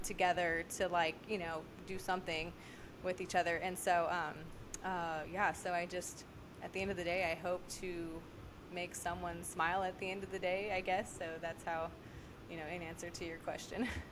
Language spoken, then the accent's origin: English; Merced, California, United States; moved away as an adult; also born or lived in Kansas City; now in Sacramento, United States; I'm originally from Merced, about an hour north of Fresno